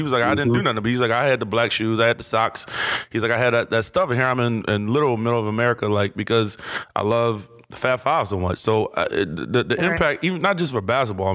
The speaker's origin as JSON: {"language": "English", "town": "Cleveland", "region": "Ohio", "country": "United States", "said": "I'm from Cleveland"}